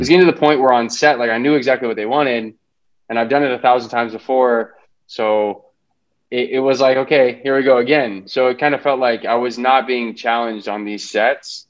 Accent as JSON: {"language": "English", "town": "Los Angeles", "region": "California", "country": "United States", "tie": "born or raised there", "also_born_or_lived": "Boston", "said": "I grew up in Los Angeles County, Valley kid."}